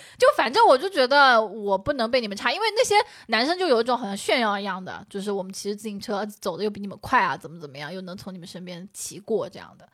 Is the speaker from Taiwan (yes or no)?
no; China; 我们中国人